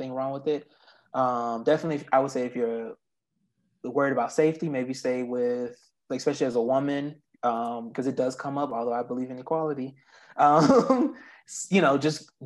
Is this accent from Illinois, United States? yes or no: no; Florida, United States; I'm from Florida